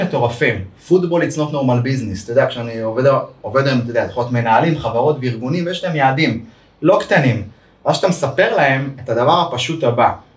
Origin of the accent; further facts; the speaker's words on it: Ma'alot-Tarshiha, Northern District, Israel; כילד כדורגלן במעלות